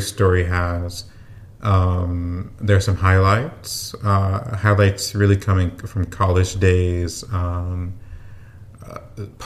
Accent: Houston, Texas, United States; Born and raised in Houston, Texas. Well, the Houston area anyways

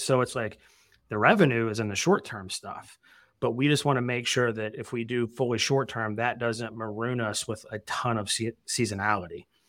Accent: Evansville, Indiana, United States; moved away; also born or lived in Arizona; I lived in Arizona for, like, twelve years, but I'm from Southern Indiana originally.

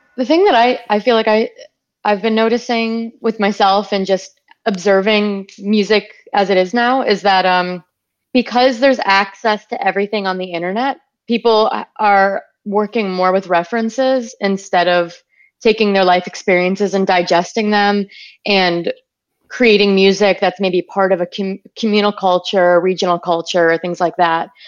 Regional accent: Wisconsin, United States; growing up in Wisconsin in the woods

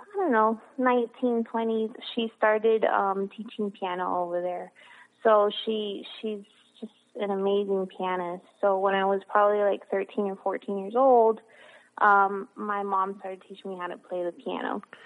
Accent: Miami, Florida, United States; I was born and raised in Miami, Florida

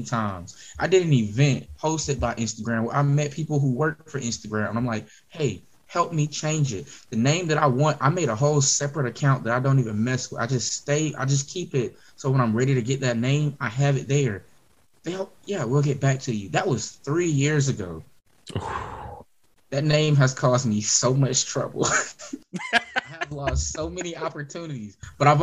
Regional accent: Greenville, South Carolina, United States; I'm in my hometown

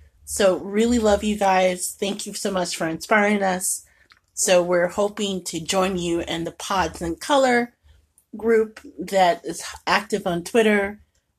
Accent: Midwest, United States; if you know anything about basketball and growing up in the Midwest, there are some things you just don't do.

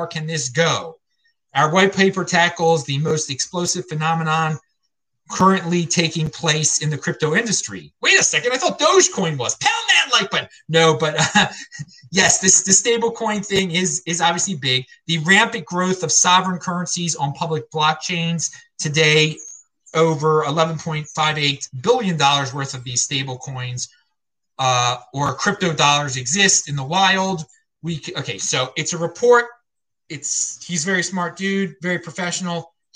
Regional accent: Baltimore, Maryland, United States; now in Asheville, United States; I grew up in Baltimore, my family for generations

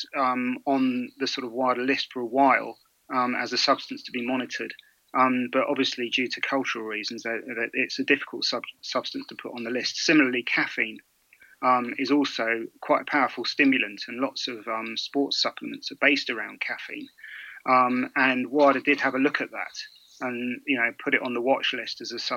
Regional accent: London, United Kingdom; also born or lived in Midlands; now in Loughborough, United Kingdom; I'm based in Loughborough. I'm actually from London, but my family is all from the Midlands

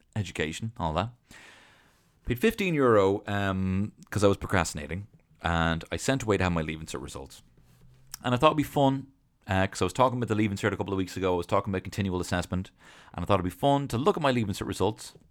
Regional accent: Dublin, Leinster, Ireland; I'm from Dublin.

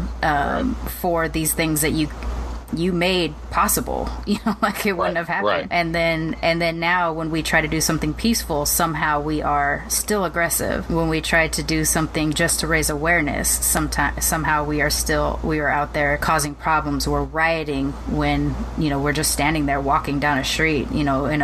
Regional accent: Long Beach, California, United States; I was growing up in Long Beach

